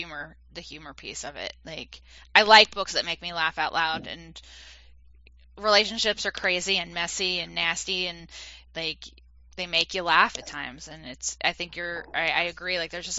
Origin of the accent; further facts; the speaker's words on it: East Coast, United States; moved away; I'm originally from the East Coast